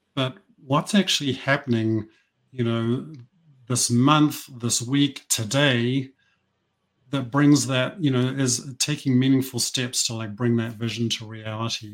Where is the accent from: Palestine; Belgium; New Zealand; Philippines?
New Zealand; moved away; I grew up in New Zealand. This is where this accent comes from.